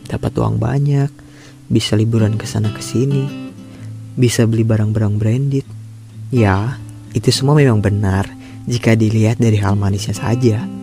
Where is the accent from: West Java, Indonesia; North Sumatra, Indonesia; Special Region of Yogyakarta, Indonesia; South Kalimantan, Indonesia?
West Java, Indonesia; Sukabumi; moved away as an adult; now in Japan; Ya, saya merantau dari Sukabumi sampai ke negeri orang, yaitu ke Jepang.